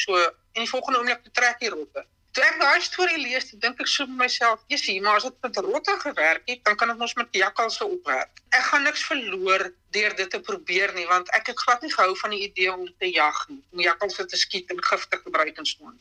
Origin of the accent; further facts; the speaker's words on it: Smithfield, Free State, South Africa; also born or lived in Bloemfontein; Ek is in Bloemfontein gebore, maar ek het ek het aan Smithfield groot geword.